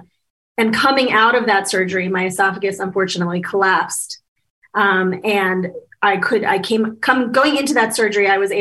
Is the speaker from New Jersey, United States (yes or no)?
no; Washington, District of Columbia, United States; I was born in 1971 in Washington, D.C.